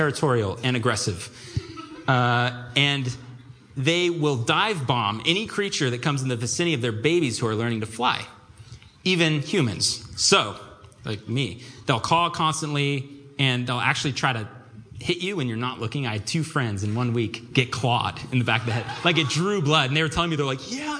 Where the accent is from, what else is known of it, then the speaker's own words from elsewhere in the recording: Vancouver, Washington, United States; moved away as an adult; now in Seattle, United States; I was born and raised in Vancouver, USA